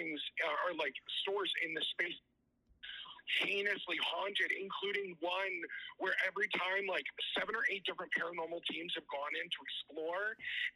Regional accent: Virginia, United States; also born or lived in Auburn, New York; now in Orlando, United States; from Virginia originally, but I live in Orlando now.

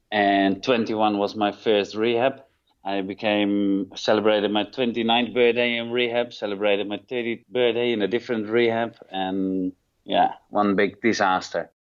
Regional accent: Netherlands; moved away as an adult; now in Thailand; I'm originally from Holland

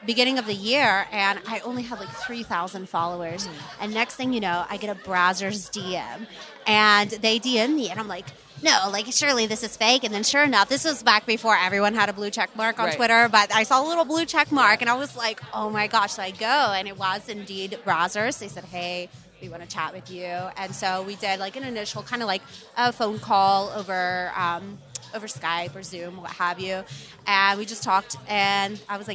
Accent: Texas, United States; I'm from Texas, so I'm super secluded from everyone else in the industry

